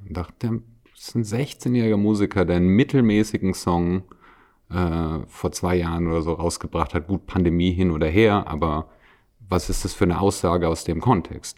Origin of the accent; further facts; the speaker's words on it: Wiesbaden, Hesse, Germany; now in Salzburg, Austria; ich komme zum Beispiel aus der Ecke Wiesbaden